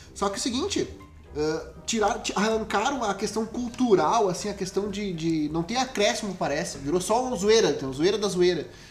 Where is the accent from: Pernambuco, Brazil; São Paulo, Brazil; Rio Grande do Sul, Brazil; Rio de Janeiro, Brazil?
Rio Grande do Sul, Brazil; a gente é do Rio Grande do Sul